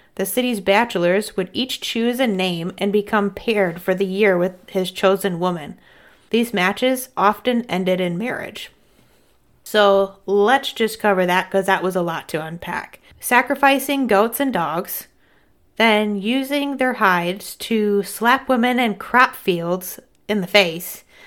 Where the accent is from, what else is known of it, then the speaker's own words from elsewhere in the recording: Midwest, United States; I'm a Midwesterner